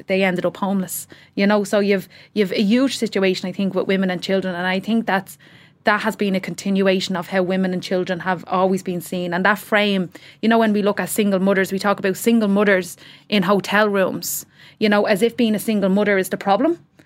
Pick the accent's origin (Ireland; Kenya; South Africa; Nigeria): Ireland; Dublin, Leinster; also born or lived in Tallaght; we came from Ballymun, so we, I was in Ballymun Flats